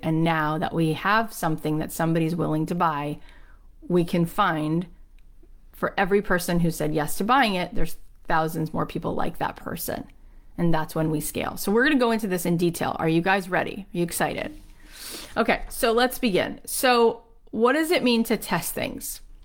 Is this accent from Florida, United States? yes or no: yes; Boca Raton, Florida, United States; grew up where I grew up in Boca Raton, Florida